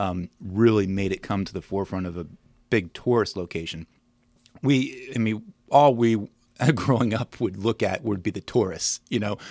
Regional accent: Williamsburg, Virginia, United States; moved away as an adult; also born or lived in St. Louis; now in Winchester, United States; I'm from Williamsburg.

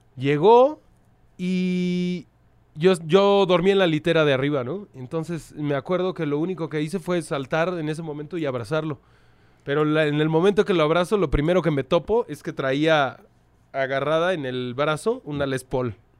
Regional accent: Mexico City, Mexico; also born or lived in Tlalpan / Pantitlán / Tacubaya; soy de la Ciudad de México. Soy, una, soy, soy un perro de la calle. Eh, nací en Xochimilco, allá por tus lares.

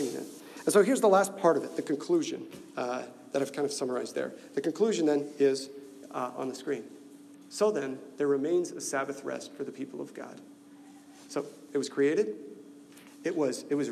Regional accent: Nebraska, United States; I'm from Nebraska

